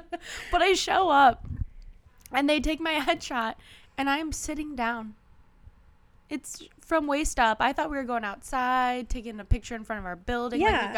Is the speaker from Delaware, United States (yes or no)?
no; Minnesota, United States; To my hometown in Minnesota, and I am underdressed.